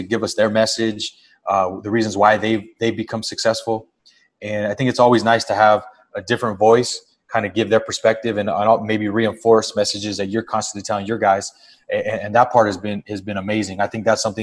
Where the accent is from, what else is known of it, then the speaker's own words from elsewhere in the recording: Los Angeles, California, United States; also born or lived in Montebello, California; I grew up in Boyle Heights initially, and then at the end of elementary school, moved to Montebello, where I pretty much spent the rest of my childhood. So it's, you know, kind of greater East Los Angeles area